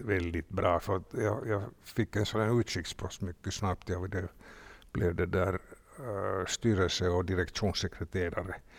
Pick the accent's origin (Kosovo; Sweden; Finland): Finland; Vi var två från Finland